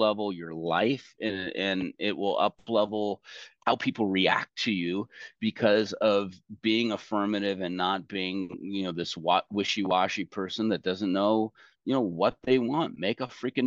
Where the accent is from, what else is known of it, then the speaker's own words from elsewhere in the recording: United States; I'm American